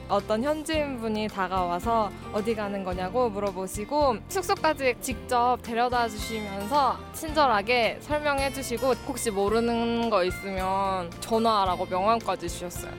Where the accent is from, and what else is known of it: South Korea